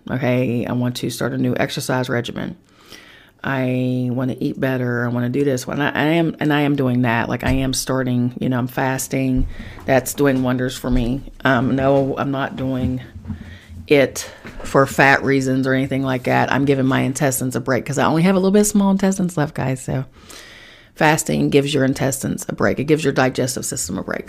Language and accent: English; Charleston, West Virginia, United States; moved away; back in my hometown in Charleston, West Virginia